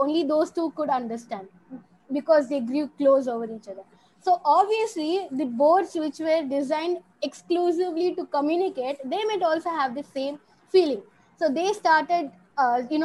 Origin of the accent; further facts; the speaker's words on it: Chennai, Tamil Nadu, India; I'm from Chennai